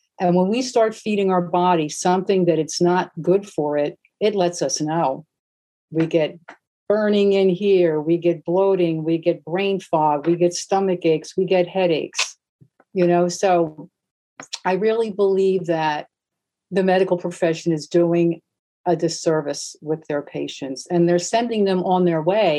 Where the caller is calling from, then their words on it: Bloomfield, New Jersey, United States; I'm coming from Bloomfield, New Jersey, which, if you're not familiar, you're from Europe. We're like 10 miles west of New York City.